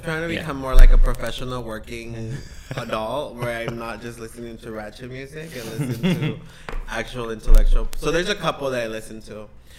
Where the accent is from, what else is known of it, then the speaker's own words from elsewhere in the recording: San Jose, California, United States; also born or lived in Atoyac de Alvarez, Guerrero, Mexico; I was raised in Eastside San Jose on Story and Capitol, in back of the Pep Boys by the McDonald's.